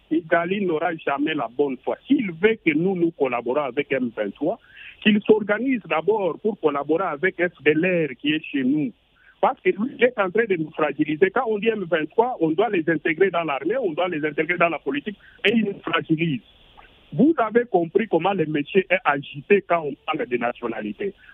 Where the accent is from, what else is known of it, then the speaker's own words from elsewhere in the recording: Goma, North Kivu, DR Congo; Moi, je suis des Goma, je suis natif du Nord Kivu